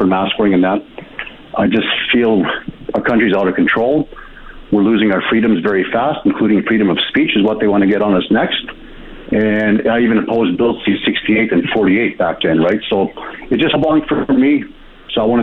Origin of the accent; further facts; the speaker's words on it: Kikino Metis Settlement, Alberta, Canada; I was born and raised on the Kikinomaiti settlement.